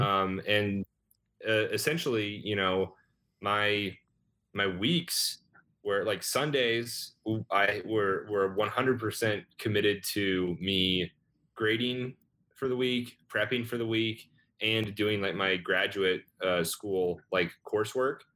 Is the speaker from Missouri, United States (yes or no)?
yes; Rogersville, Missouri, United States; moved away as an adult; now in Chicago, United States; I grew up in Rogersville, Missouri, which is outside of Springfield, Missouri